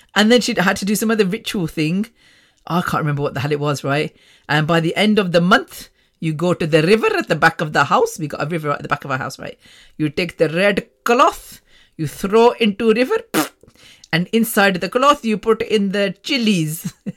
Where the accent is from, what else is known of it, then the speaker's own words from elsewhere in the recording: Coventry, West Midlands, United Kingdom; British born, born in Coventry at Ward's Grave Hospital